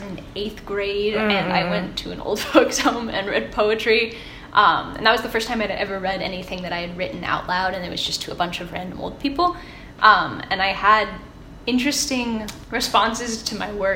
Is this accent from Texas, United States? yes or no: yes; San Antonio, Texas, United States; moved away as an adult; now in Ohio, United States; I grew up in San Antonio, Texas